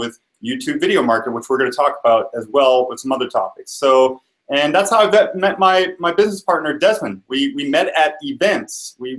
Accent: New Orleans, Louisiana, United States; now in Seattle, United States; I'm actually not from Vancouver. I'm actually originally from New Orleans. And now I've moved recently to Seattle

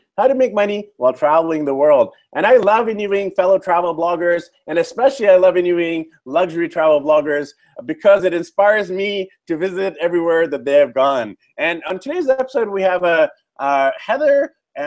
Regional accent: Vancouver, British Columbia, Canada; moved away as an adult; I'm from Vancouver, BC, Canada

